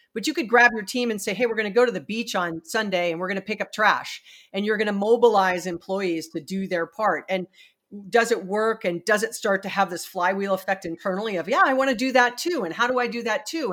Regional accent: Hawaii, United States; I'm from Hawaii

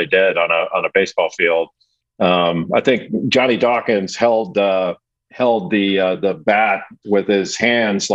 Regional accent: Los Angeles, California, United States; I grew up in Los Angeles in a area called Rolling Hills

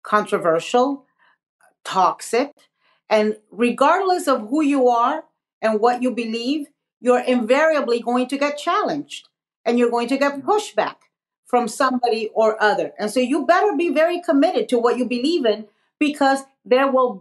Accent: Miami, Florida, United States; also born or lived in Nicaragua; I was born in Nicaragua, as you mentioned. I'm a political exile. I left Nicaragua because it was a revolution and Sandinista government, a left-wing government. And my family and I fled. We settled in Miami, Florida

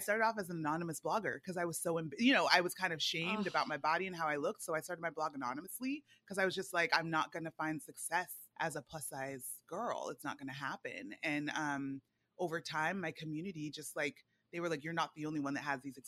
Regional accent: Fresno, California, United States; also born or lived in Nigeria; now in New York City, United States; I'm a Nigerian girl from Fresno

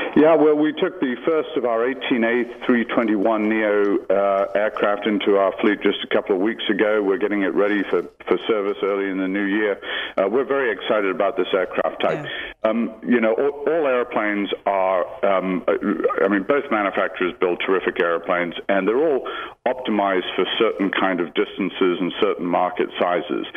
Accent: United Kingdom; now in Hawaii, United States; being in Hawaii and being British

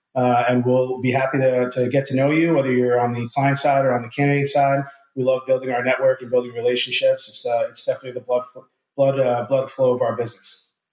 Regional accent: New Jersey, United States; moved away as an adult; now in Ponte Vedra Beach, United States; I'm born and raised in New Jersey, uh, moved down here to Northeast Florida about six uh, years ago

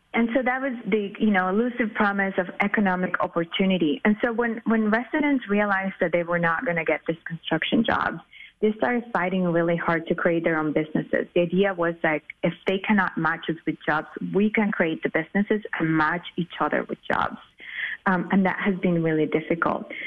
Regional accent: Miami, Florida, United States; now in Chicago, United States; I grew up in Miami

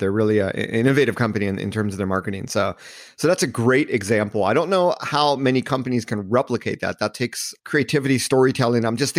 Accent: Hermosa Beach, California, United States; So I grew up in Southern California at a donut shop in Hermosa Beach, California.

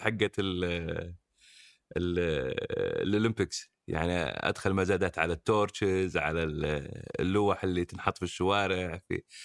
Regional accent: Saudi Arabia; احنا كمجتمع سعودي من نشاتنا

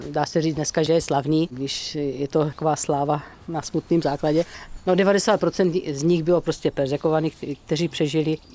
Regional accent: Morkůvky, South Moravian Region, Czechia; born there; Jsem hrdý, že jsem se narodil v Morkůvkách a doufám, že jednou moje pozůstatky budou uloženy vedle mých rodičů a bratra.

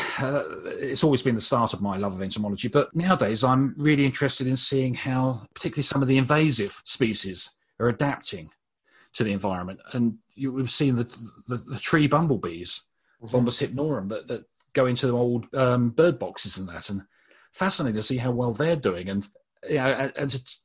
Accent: Brighton, South East England, United Kingdom; I was born in Brighton and used to spend my youth running around the South Downs

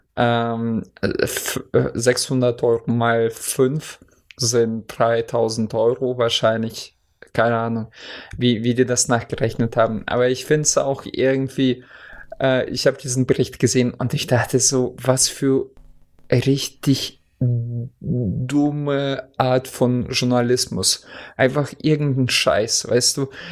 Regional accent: Oldenburg, Lower Saxony, Germany; bei uns in Oldenburg

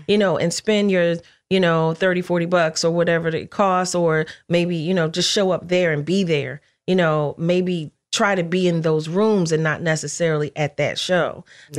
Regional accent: Philadelphia, Pennsylvania, United States; I'm from Philly

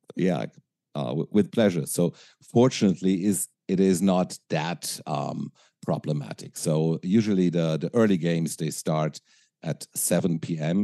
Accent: Frankfurt, Hesse, Germany; English is a second language; I grew up in Frankfurt, uh, Frankfurt, Germany

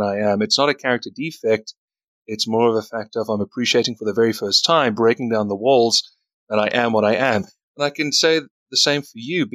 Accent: South Africa; He's from my country. I'm from South Africa

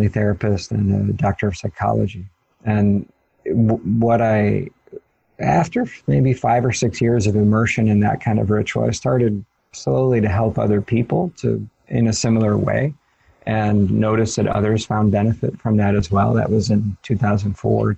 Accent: Ohio, United States; in Ohio, where I grew up in the United States

